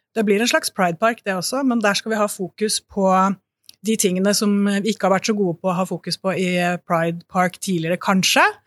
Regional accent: Bø, Vestfold og Telemark, Norway; moved away; pride i Bø, der jeg kommer fra, som jeg har vokst opp

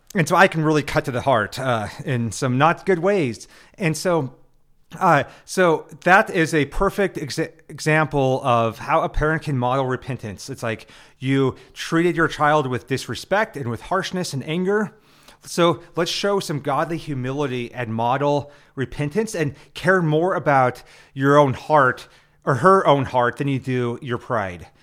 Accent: Nebraska, United States; I'm from Nebraska, where everything's about the Huskers

